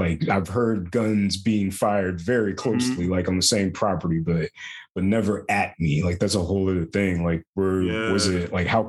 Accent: Florida, United States; I was a black kid in Florida on rollerblades.

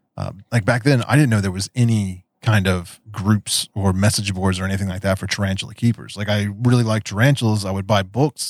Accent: West Virginia, United States; accent: Appalachian; also born or lived in Daytona Beach, Florida; I grew up in West Virginia. There's there's that Appalachian accent

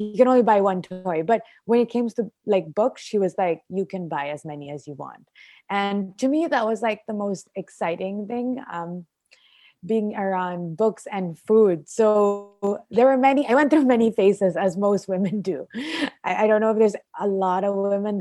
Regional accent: Philippines; also born or lived in Australia; I was born here, raised here, and I'm a Filipina

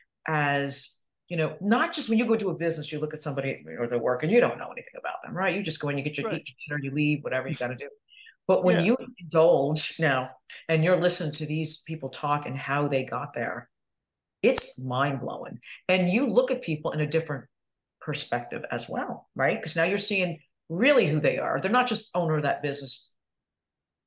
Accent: upstate New York, United States; moved away as an adult; now in Florida, United States; I'm from a small town, upstate New York

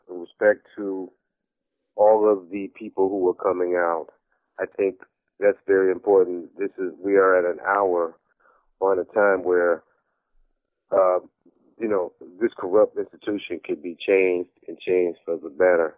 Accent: New Jersey, United States; I'm from Jersey

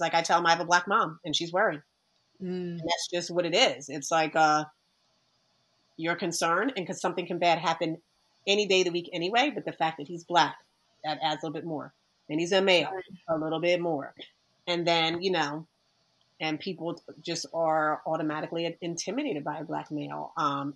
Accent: Delran, New Jersey, United States; I grew up in Del Ram, which was a predominantly white people

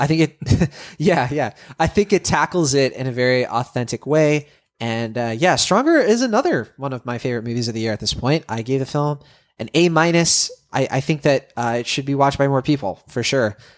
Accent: Worcester, Massachusetts, United States; I was, I was born in Worcester, Mass. Uh, you know, I'm from the Massachu-, from, from Massachusetts.

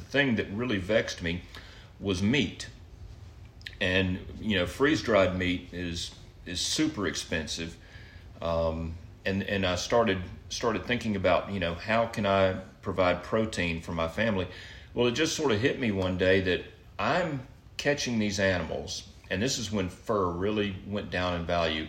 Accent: Mobile, Alabama, United States; moved away; I grew up on the Gulf Coast down in Mobile

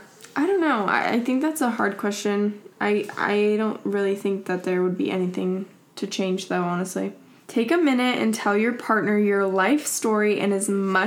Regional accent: Georgia, United States; moved away as an adult; also born or lived in Kentucky / Virginia / Utah; now in Los Angeles, United States; was born in Kentucky, and then we moved to Virginia, and then my brother and sister were born in Virginia, and then we moved to Georgia, and that's where I pretty much grew up my whole life, and then I went to school in Utah

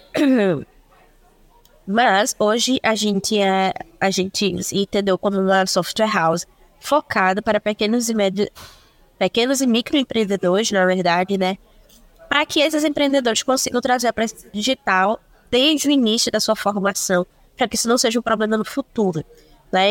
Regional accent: Recife, Pernambuco, Brazil; sou de Recife, estou e pretendo permanecer por mais algum tempo

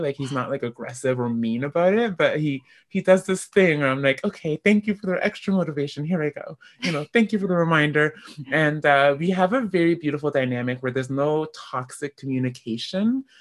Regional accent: Canada; I am African Canadian

